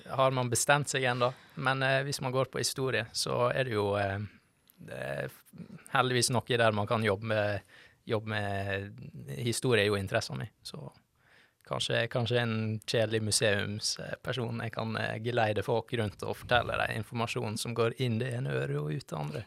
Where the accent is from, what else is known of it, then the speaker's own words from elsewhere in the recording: Førde, Vestland, Norway; moved away as an adult; now in Bergen, Norway; Jeg er fra Førde. Sogn og Fjordane.